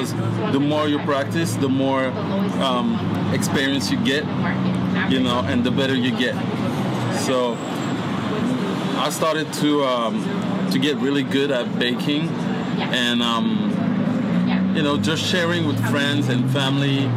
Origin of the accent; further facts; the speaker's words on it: France; English is a second language; moved away as an adult; now in United States; I was born in France